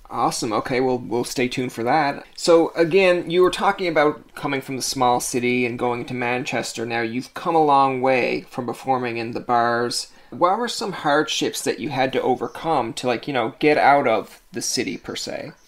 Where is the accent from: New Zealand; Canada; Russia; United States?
Canada; we're Canadian